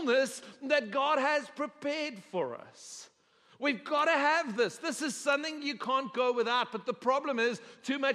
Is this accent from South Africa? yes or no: yes; South Africa; now in Texas, United States; I'm a South African by birth, and South African culture is very communal, okay? So it's an adjustment for me living in Texas